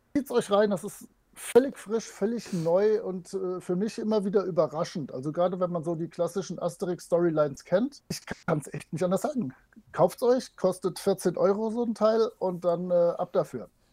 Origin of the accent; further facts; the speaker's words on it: Rhineland, Germany; Kölsch würde ich zur Not hinkriegen, also als, als Rheinländer.